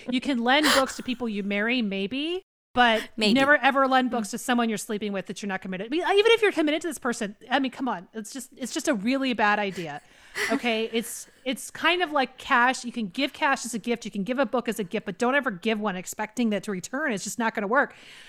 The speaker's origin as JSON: {"language": "English", "region": "the Carolinas", "country": "United States", "accent": "Appalachian", "lives_now": "US West Coast", "said": "Yeah, I'm from originally from the Carolinas. And so when I learned to talk, it was like this, Daddy, which that Rorick accent is all in the nose."}